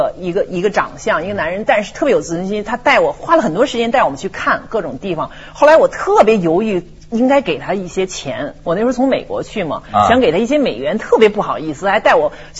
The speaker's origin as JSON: {"language": "Chinese", "country": "China", "said": "就跟我们中国人要要要面子啊。"}